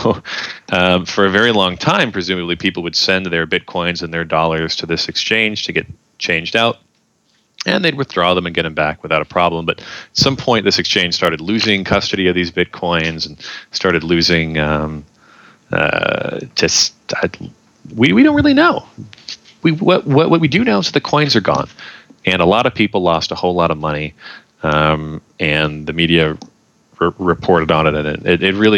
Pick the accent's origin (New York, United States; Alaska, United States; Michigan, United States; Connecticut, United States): New York, United States; my home state of New York